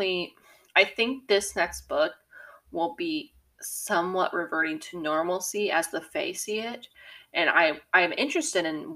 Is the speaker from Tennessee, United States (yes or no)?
yes; Tennessee, United States; I'm from Tennessee. I'm around hunting all the time